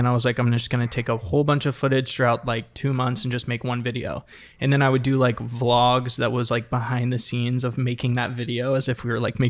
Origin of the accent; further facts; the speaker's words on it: Savannah, Georgia, United States; moved away as an adult; also born or lived in Auburn, Alabama; now in Los Angeles, United States; Savannah, Georgia.